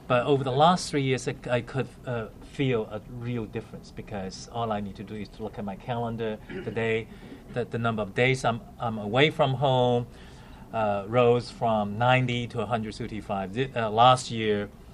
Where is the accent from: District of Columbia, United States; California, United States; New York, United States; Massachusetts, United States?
District of Columbia, United States; Washington; I'm from Washington, so I cannot resist telling a few jokes about Washington.